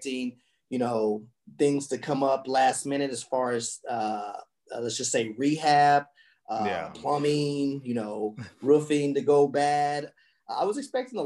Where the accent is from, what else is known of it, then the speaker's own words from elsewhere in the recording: Colorado, United States; moved away; that's where I'm from Colorado. That's home for me